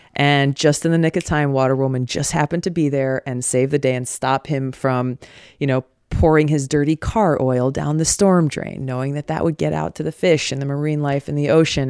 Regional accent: Hawaii, United States; Growing up in Hawaii

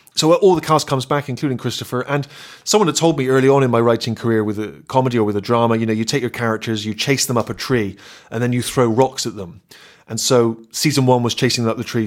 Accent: Bristol, South West England, United Kingdom; accent: West Country; moved away as an adult; I'd grown up in Bristol. Everyone spoke the same way.

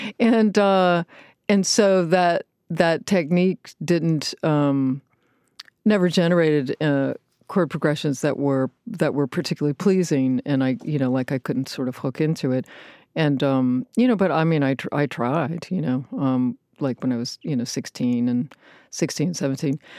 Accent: Richmond, Virginia, United States; Richmond, Virginia

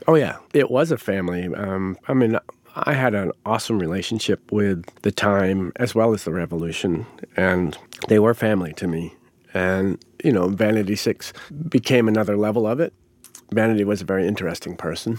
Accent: Rhode Island, United States; moved away as an adult; also born or lived in Chanhassen, Minnesota; Growing up in Rhode Island, there was a lot of Italians there

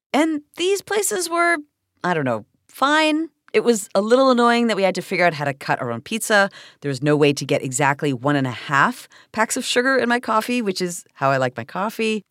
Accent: Toronto, Ontario, Canada; this is my hometown

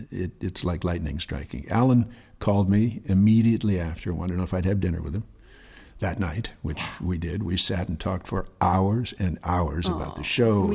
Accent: West Hollywood, California, United States; also born or lived in St. Paul, Minnesota; I grew up right here. I grew up in West Hollywood.

